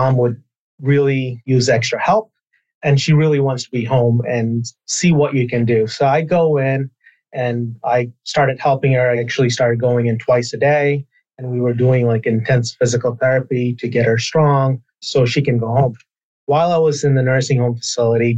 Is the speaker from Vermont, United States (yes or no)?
yes; Burlington, Vermont, United States; I grew up in Burlington, Vermont